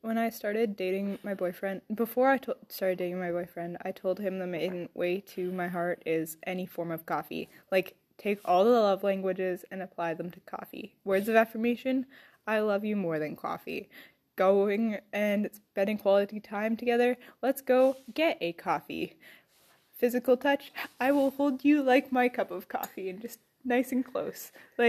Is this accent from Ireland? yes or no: yes; Ireland; I'm Irish and I can barely do an Irish accent